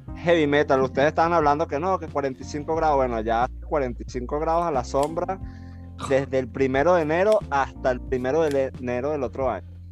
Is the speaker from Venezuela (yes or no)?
yes; Caracas, Capital District, Venezuela; now in Chile; De Caracas, de la capital de, de, Venezuela